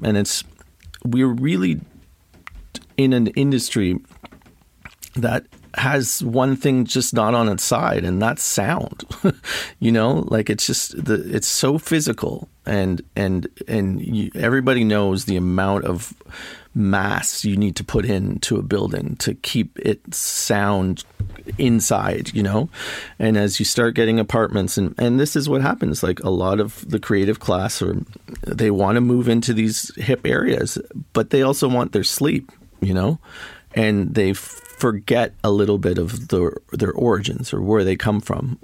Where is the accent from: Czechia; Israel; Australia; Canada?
Canada; Toronto, Ontario; also born or lived in Montreal / Berlin; I'm from Toronto, basically. I grew up here